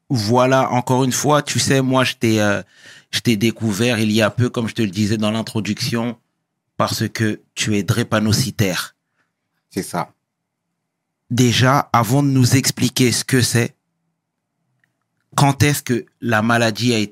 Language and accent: French; Brétigny-sur-Orge, Île-de-France, France; Bretigny-sur-Orge, en 1991. Mhm. 91. T'as toujours grandi là-bas J'ai toujours grandi là-bas.